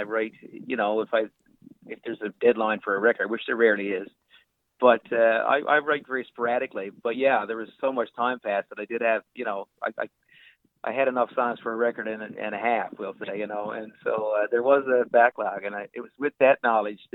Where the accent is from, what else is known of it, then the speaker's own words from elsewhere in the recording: Lewisporte, Newfoundland and Labrador, Canada; Little House Studios in my hometown of Lewisport.